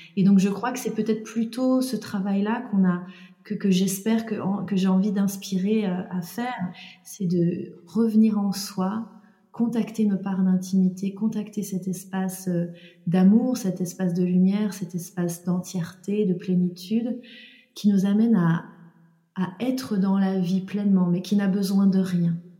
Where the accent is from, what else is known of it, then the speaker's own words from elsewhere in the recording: Jura, eastern France, Bourgogne-Franche-Comté, France; je suis née donc dans le Jura, dans l'est de la France, dans une petite ville, euh, dans un environnement euh, euh voilà plutôt rural